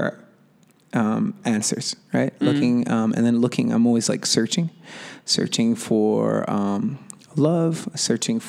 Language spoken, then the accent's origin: English; Chicago, Illinois, United States; first language English; growing up in Chicago as a Latino Americano or Mexican American or Puerto Rican American